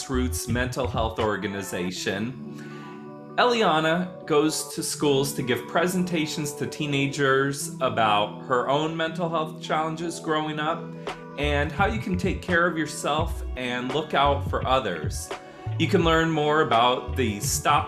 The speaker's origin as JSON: {"language": "English", "town": "South Bend", "region": "Indiana", "country": "United States", "tie": "born or raised there", "said": "I grew up in South Bend, Indiana"}